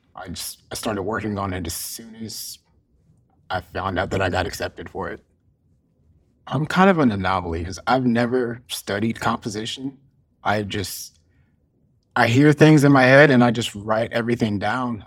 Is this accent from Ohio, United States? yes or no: yes; Cincinnati, Ohio, United States; I was, uh, born and raised in Cincinnati, Ohio